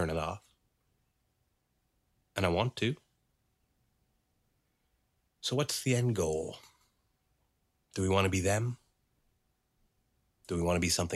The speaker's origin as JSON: {"language": "English", "town": "Dartmouth", "region": "Nova Scotia", "country": "Canada", "tie": "born or raised there", "said": "when I was growing up in Dartmouth"}